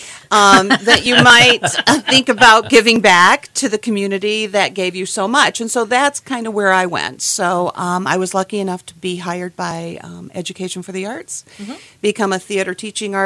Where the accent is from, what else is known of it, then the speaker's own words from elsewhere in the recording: Portage, Michigan, United States; moved away as an adult; I grew up in Portage